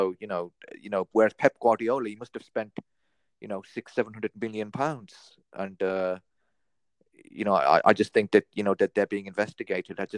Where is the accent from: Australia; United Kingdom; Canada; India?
United Kingdom; North West England; So, you know, I, I, I just, you know, I'm a Scouser through and through.